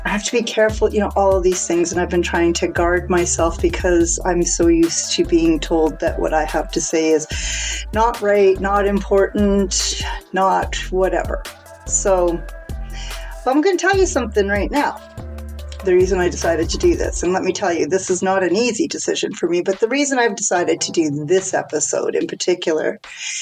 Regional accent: Canada; also born or lived in Alberta; I live in Alberta in Canada. So yes, I am Canadian.

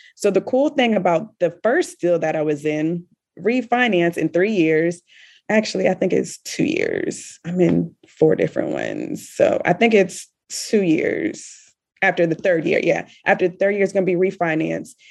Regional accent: Richmond, Virginia, United States; moved away as an adult; now in Kuwait; I am originally from Richmond, Virginia

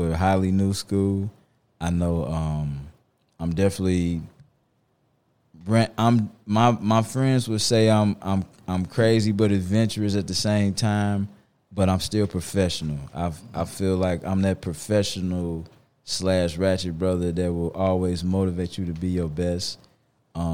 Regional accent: St. Louis, Missouri, United States; growing up in St. Louis in high school

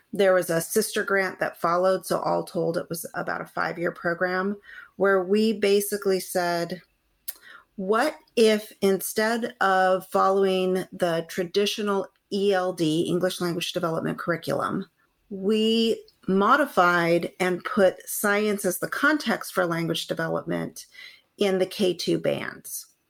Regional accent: San Gabriel Valley, California, United States; I am a California native. I grew up in the San Gabriel Valley

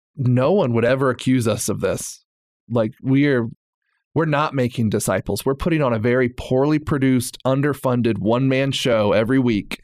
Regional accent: Bible Belt, Southern United States, United States; moved away as an adult; I'm from the Bible Belt.

